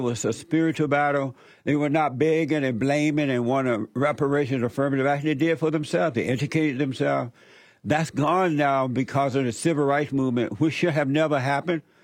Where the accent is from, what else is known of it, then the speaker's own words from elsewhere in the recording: Alabama, United States; I grew up in Alabama. I grew up under the Jim Crow law